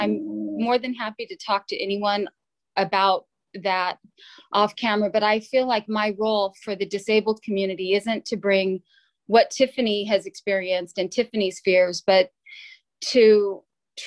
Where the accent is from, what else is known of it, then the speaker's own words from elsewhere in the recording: San Jose, California, United States; I was born and raised in San Jose on South 22nd Street